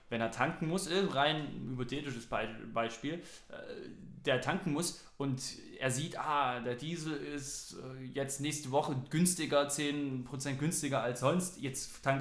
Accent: East Germany, Germany; Hm, also ich komme ja eher aus dem Osten

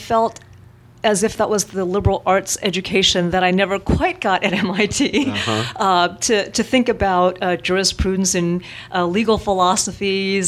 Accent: Silicon Valley, California, United States; I was born and raised in the Silicon Valley

